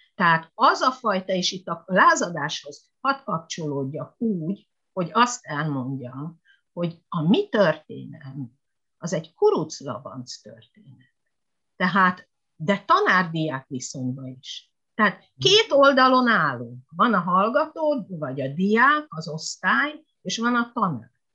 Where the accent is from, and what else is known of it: Hungary; moved away; also born or lived in Japan